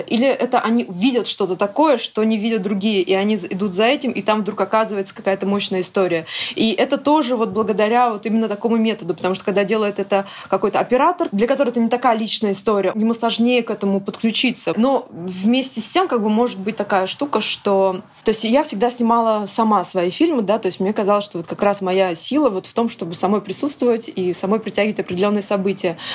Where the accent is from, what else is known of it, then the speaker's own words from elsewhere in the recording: Nizhny Novgorod, Nizhny Novgorod Oblast, Russia; also born or lived in Yakutia; Я сама родом из Якутии, но я жила там до 4 или до 5 лет и переехала в Нижний Новгород с родителями и практически не была. То есть там все детство я выросла в Нижнем Новгороде